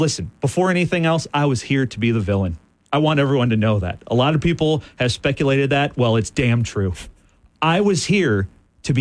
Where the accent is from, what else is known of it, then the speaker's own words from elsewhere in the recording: Southwest Michigan, United States; now in Lansing, United States; I'm from Southwest Michigan, which, again, is essentially Chicago. We get all the Chicago broadcasts. Everyone I grew up with was a Cubs or White Sox fan.